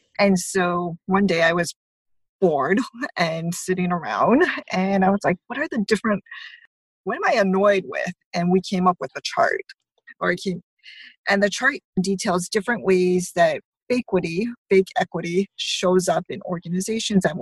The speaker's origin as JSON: {"language": "English", "region": "Hawaii", "country": "United States", "tie": "born or raised there", "said": "I grew up in Hawaii, and I grew up part of the Asian majority."}